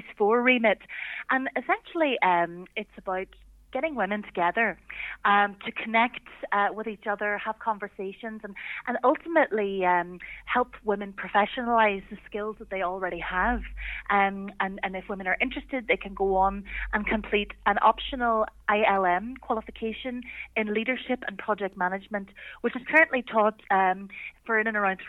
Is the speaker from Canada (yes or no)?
no; County Tyrone, Northern Ireland, United Kingdom; I'm from Tyrone myself